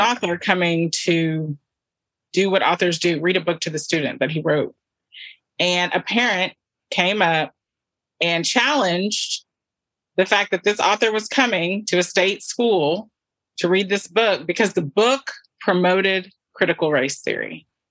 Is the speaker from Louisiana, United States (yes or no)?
yes; Southwest Louisiana, United States; also born or lived in Nigeria; we're from the South. This is Southwest Louisiana